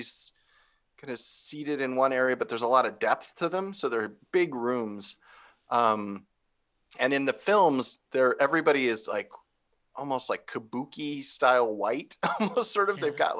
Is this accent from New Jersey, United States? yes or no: no; Phoenix, Arizona, United States; I grew up in Arizona, in Phoenix